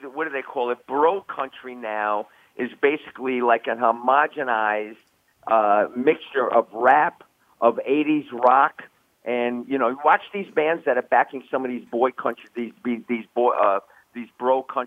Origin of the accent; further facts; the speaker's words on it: New York, United States; moved away as an adult; now in Nashville, United States; I noticed that by moving from New York to Nashville, and I'm a New Yorker at heart and will always be